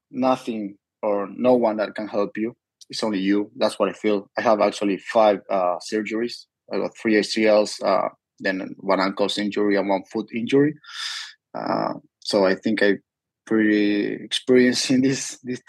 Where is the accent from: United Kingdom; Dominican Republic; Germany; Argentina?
Argentina; also born or lived in Miami, United States; now in San Diego, United States; I was born in Miami, but raised in Argentina